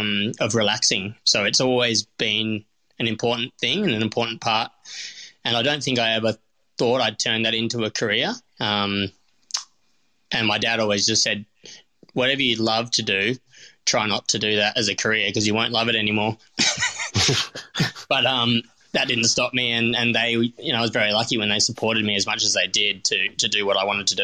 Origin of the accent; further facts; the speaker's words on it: North Fremantle, Western Australia, Australia; My dad and always had sourdough mother under the stairs. I grew up in North Fremantle.